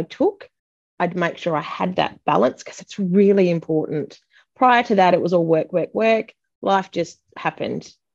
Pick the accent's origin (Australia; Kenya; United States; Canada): Australia; Busselton, Western Australia; now in Perth, Australia; I moved to Perth. I'm from Busselton